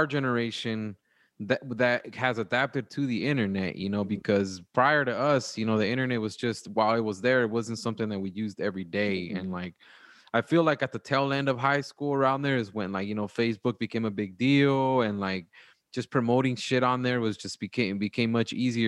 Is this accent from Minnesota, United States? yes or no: no; Wilmington, California, United States; now in Georgia, United States; from Cali, what part of Cali, and I'm like, from Wilmington